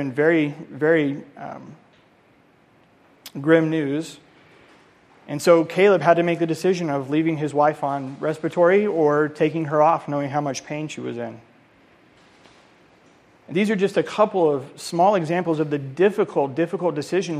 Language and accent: English; Colorado, United States; moved away; I'm from Colorado